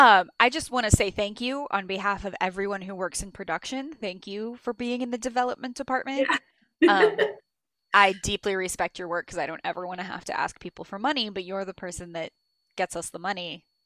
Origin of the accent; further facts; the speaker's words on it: Illinois, United States; I'm from Illinois.